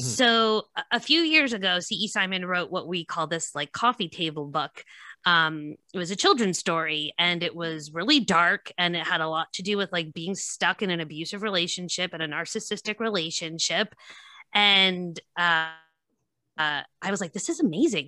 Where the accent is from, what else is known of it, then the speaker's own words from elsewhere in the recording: White Plains, New York, United States; now in Nyack, United States; I'm from White Plains originally